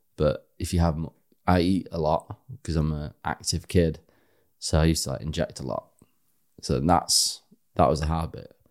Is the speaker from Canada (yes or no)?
no; Harrogate, Yorkshire and the Humber, United Kingdom; moved away as an adult; I am from Yorkshire. Mm-hmm. Yeah, born and bred. I was there till eleven, and we left for a year, and then came back